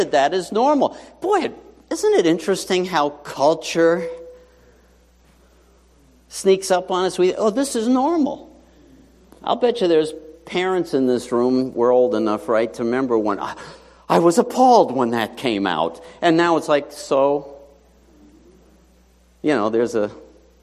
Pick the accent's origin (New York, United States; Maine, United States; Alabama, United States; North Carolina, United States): New York, United States; New York City; moved away; I grew up in New York City, PS 79 in Whitestone, best school ever